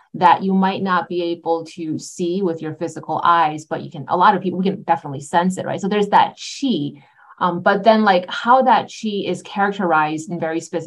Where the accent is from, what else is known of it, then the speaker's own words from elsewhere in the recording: upstate New York, United States; I grew up in upstate New York. I'm Taiwanese American